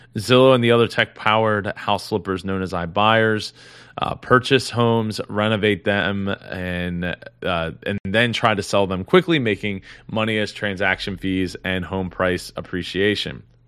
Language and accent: English; Philadelphia, Pennsylvania, United States; I'm not from California, I'm from Philadelphia